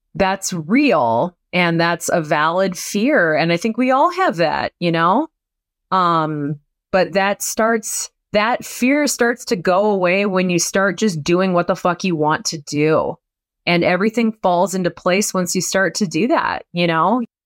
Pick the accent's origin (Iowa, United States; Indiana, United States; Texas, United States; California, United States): Iowa, United States; moved away; I'm from Iowa